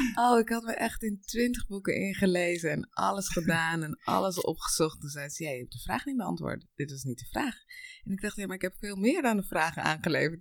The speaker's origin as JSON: {"language": "Dutch", "town": "Noorden", "region": "South Holland", "country": "Netherlands", "also_born_or_lived": "Colombia", "said": "Ik kom uit eh, ehm, Noorden en dat is een heel klein plaatsje eh, in, bij de Nieuwkoopse helemaal in het weiland, vrij en vol natuur. En ik ben geboren in Colombia."}